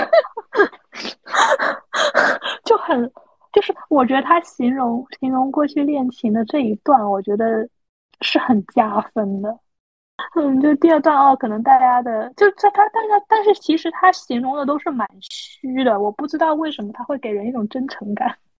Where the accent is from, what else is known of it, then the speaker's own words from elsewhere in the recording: Guangdong, China; 像我们这种广东的这边就可能比较清淡